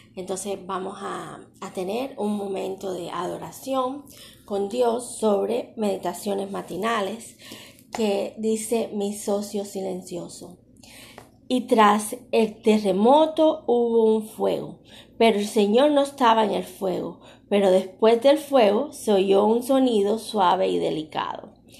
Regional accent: Cuba; moved away; Yo soy cubana

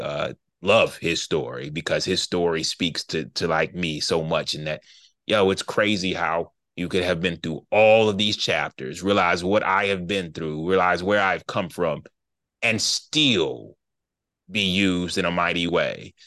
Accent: Charlotte, North Carolina, United States; I'm from Charlotte, North Carolina. We both went to school together

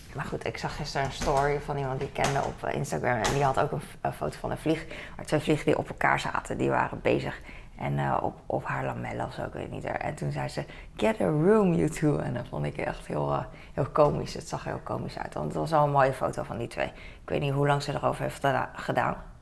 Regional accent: The Hague, South Holland, Netherlands; ik ben daar opgegroeid in Den Haag

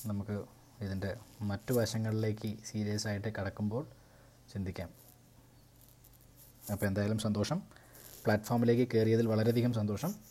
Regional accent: Kozhikode, Kerala, India; also born or lived in Thrissur / Shoranur; ഒരു കോഴിക്കോട്ടുകാരനാണ് പക്ഷേ എൻ്റെ അച്ഛൻ്റെ നാട് തൃശ്ശൂരാണ് സെറ്റിൽ ചെയ്തിരിക്കുന്നത് അവർ സെറ്റിൽ ചെയ്തിരിക്കുന്നത് ഷൊർണൂരാണ് തീർച്ചയായും അങ്ങനെ പല പല മിക്സ് ആയിട്ടുള്ള സ്ഥലങ്ങളിൽ നിന്ന് വന്നതുകൊണ്ട് എൻ്റെ സംസാര ഒരു പക്ഷേ ഒരു പക്ഷേ കോഴിക്കോട് നിന്നാണെന്ന് തോന്നിയേക്കാം

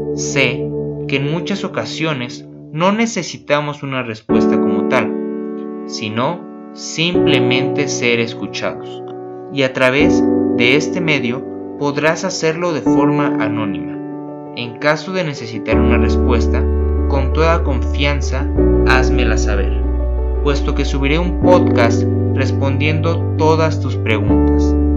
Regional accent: Mexico; Soy mexicano

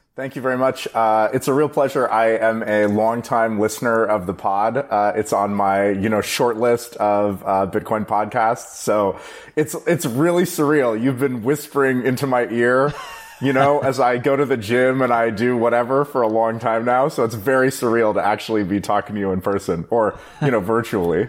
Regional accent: Bay Area, California, United States; I live in the Bay Area. I grew up in the Bay Area

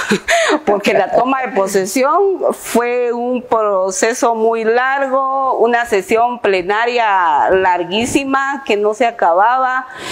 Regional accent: Palín, Escuintla, Guatemala; Soy originaria de Palín Escuintla

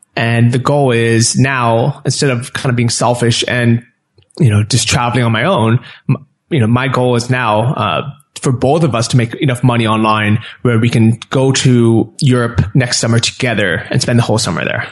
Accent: San Francisco, California, United States; moved away as an adult; also born or lived in Los Angeles; I grew up in San Francisco, and then I was living

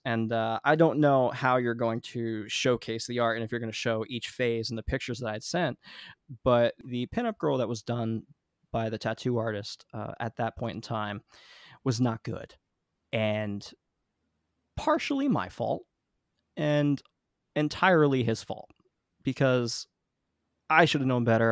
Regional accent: New Jersey, United States; I grew up in New Jersey, I've been l, living here mostly my whole life

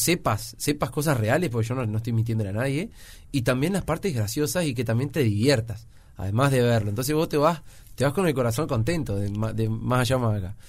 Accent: San Ramón, Canelones, Uruguay; also born or lived in Montevideo; en San Ramón, en mi pueblo allá

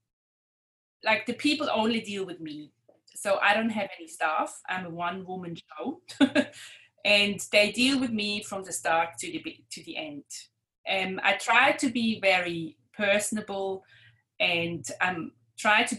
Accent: Switzerland; moved away as an adult; now in Clyde North, Australia; I grew up in Switzerland

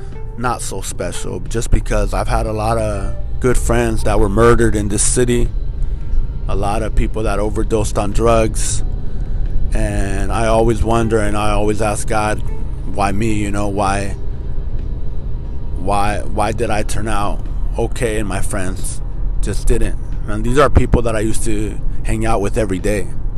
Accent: Norwalk, United States; Growing up in Norwalk, I don't know, what could I tell you guys about Norwalk? You know, it wasn't the best city growing up, but that's where I first fell in love.

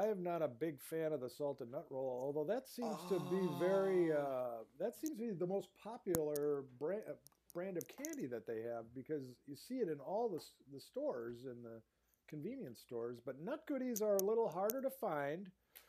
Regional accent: Duluth, Minnesota, United States; a lifelong Minnesota journalist from Duluth

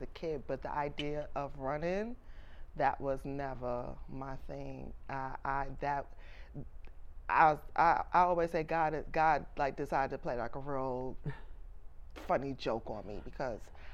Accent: New York City, New York, United States; I'm born and raised in Brooklyn, New York.

